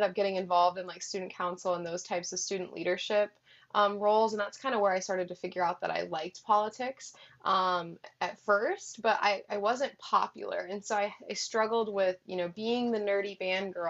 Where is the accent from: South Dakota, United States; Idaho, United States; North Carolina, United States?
South Dakota, United States; I'm from South Dakota. So I grew up on a hunting camp, actually